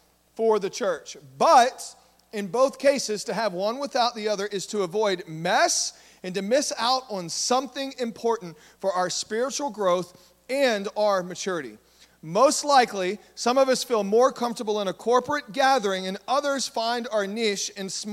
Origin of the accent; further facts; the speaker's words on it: Southeast Texas, United States; we're in Southeast Texas, and I grew up in Southeast Texas